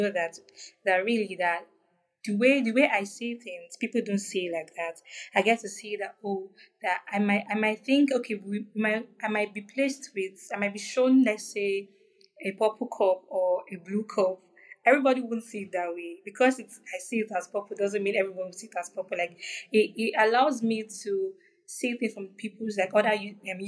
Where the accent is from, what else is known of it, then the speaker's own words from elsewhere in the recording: Nigeria; I'm from Nigeria.